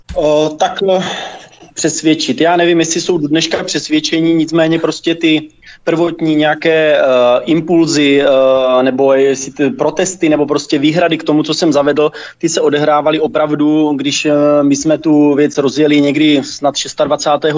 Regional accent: Troubky, Olomouc Region, Czechia; now in Tovačov, Czech Republic; já pocházím z Troubek, byť dnes bydlím tady vedle v Tovačově pět kilometrů

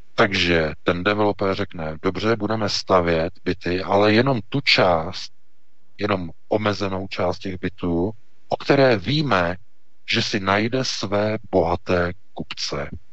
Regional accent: Czechia; jsme my Češi

